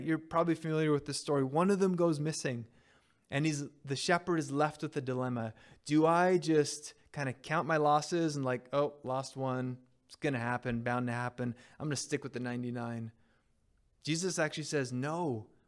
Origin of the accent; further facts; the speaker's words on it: Montreal, Quebec, Canada; moved away; my high school years, I grew up in Montreal.